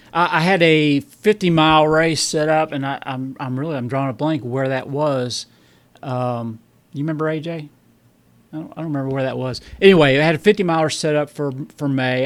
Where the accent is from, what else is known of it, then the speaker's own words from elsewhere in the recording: Bowling Green, Kentucky, United States; accent: southern; I'm from Bowling Green, Kentucky.